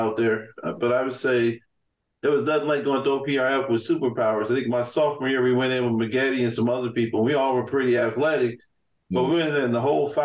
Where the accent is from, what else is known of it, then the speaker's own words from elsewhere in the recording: Chicago, Illinois, United States; I grew up on Laramie and Polk